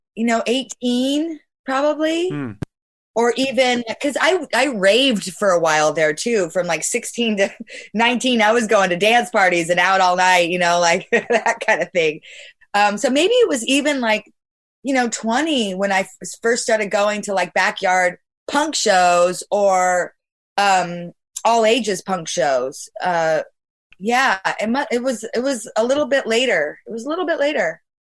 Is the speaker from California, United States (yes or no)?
yes; Bay Area, California, United States; I'm from the Bay Area